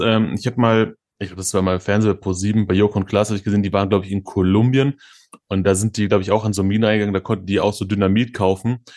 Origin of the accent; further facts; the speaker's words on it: Germany; wir als, als Deutsche